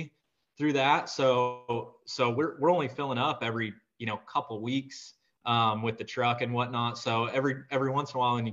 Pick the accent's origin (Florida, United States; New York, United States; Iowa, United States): Iowa, United States; I'm from Iowa, grew up on a Century farm here